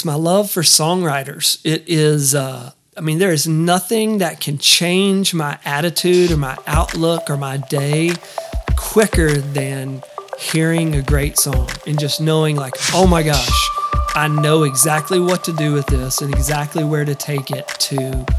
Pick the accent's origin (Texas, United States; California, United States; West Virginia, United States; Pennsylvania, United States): Texas, United States; East; as a kid growing up in East Texas